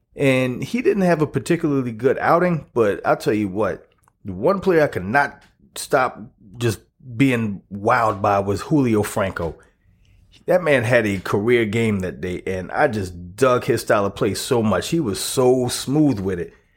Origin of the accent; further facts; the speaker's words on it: South Carolina, United States; I'm, was born and raised in South Carolina